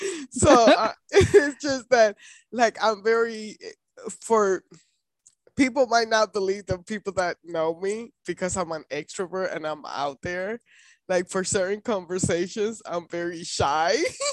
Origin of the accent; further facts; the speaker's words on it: Puerto Rico; family, I am from Puerto Rico, and we don't have the sex conversation till like it's too late.